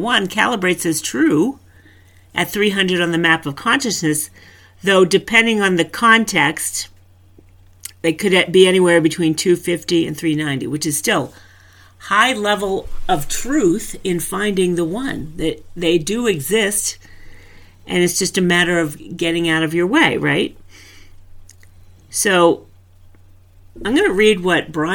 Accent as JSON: {"language": "English", "region": "New England", "country": "United States", "said": "I'm from New England."}